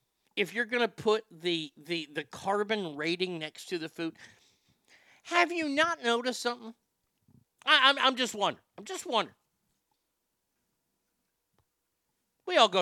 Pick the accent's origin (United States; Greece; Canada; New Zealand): United States; San Jose, California; Growing up in San Jose, there are a lot of nerds.